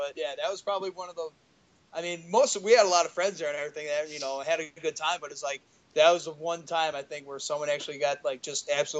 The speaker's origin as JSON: {"language": "English", "area": "Piatone", "region": "Illinois", "country": "United States", "tie": "born or raised there", "said": "we're all from Piatone. We all went to Piatone High School."}